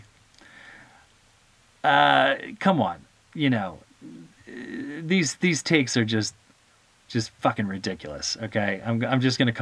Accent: United States; we're all Americans together

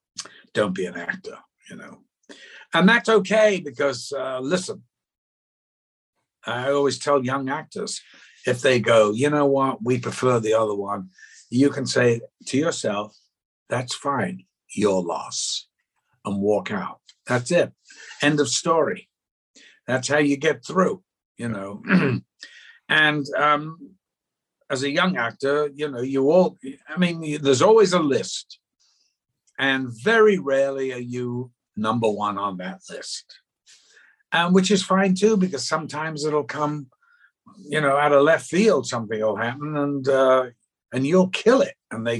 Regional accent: the South, United States; accent: Northern; I went to a public school, there's the other joke, in the South. And so I had my Northern accent beaten out of me very early when I was 11.

